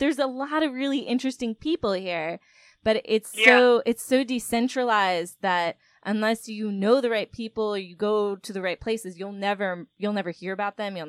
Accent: South Florida, United States; I grew up in South Florida.

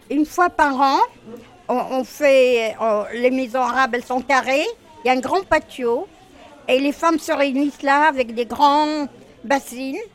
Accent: Tunisia; now in Paris, France; Je viens de Tunisie, mais j'ai vécu la grosse partie de ma vie à Paris.

